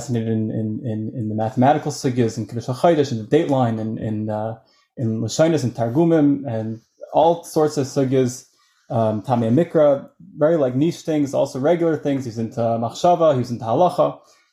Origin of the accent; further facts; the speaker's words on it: Atlanta, Georgia, United States; moved away; also born or lived in Israel / Lakewood; I grew up in Atlanta, Georgia